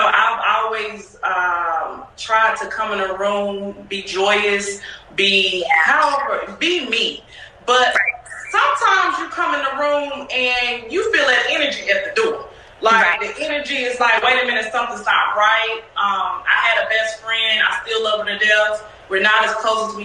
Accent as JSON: {"language": "English", "town": "Salisbury", "region": "North Carolina", "country": "United States", "moved": "as an adult", "lives_now": "Houston, United States", "said": "I'm from Salisbury, but I've been everywhere. Salisbury, North Carolina."}